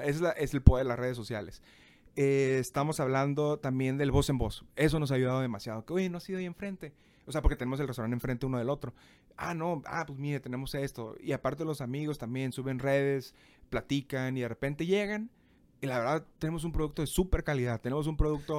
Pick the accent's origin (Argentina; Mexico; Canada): Mexico; Tijuana, Baja California; moved away as an adult; also born or lived in Monterrey; tengo que regresar a mi ciudad natal.